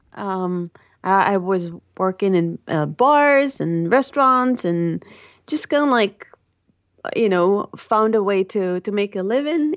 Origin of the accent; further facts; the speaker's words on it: Tel Aviv, Tel Aviv District, Israel; I grew up, um, in the Holy Land of Israel and in the Sin City of Tel Aviv